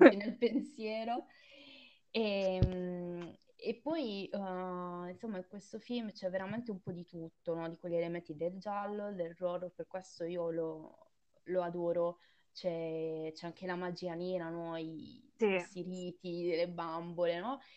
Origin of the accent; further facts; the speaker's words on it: Southern Italy, Italy; cui vengo io, da cui quindi hanno origine la, la mia famiglia